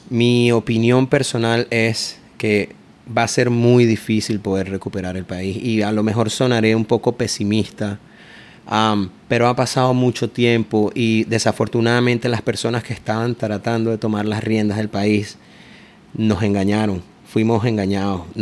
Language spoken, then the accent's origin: Spanish; Caracas, Capital District, Venezuela; moved away as an adult; also born or lived in Miami; now in Naples, United States; yo soy de descendencia colombiana por parte de mi madre. Mi madre es de Medellín. ¿De qué parte tú eres? De, de Caracas.